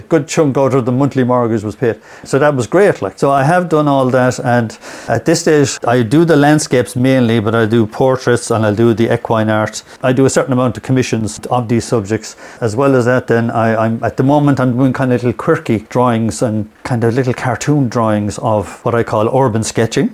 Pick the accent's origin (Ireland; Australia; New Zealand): Ireland; Limerick, Munster; moved away as an adult; now in Ennis, Ireland; I'm originally from Limerick